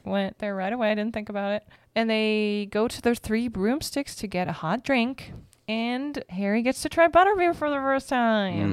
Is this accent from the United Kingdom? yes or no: no; Berlin, Germany; moved away; Berlin, my hometown